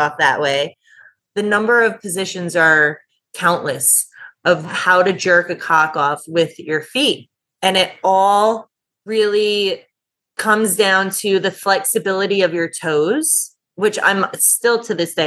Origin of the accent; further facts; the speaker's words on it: New Jersey, United States; also born or lived in Houston; I'm originally from New Jersey. So I came back to New Jersey